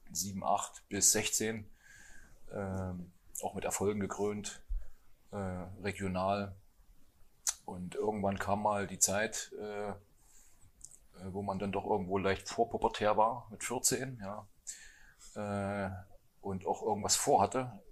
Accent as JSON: {"language": "German", "town": "Hermsdorf", "region": "Thuringia", "country": "Germany", "said": "Und da habe ich gesagt, ich komme aus Hermsdorf."}